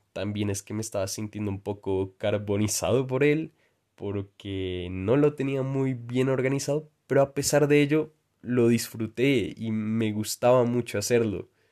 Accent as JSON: {"language": "Spanish", "country": "Colombia", "said": "mi país de origen."}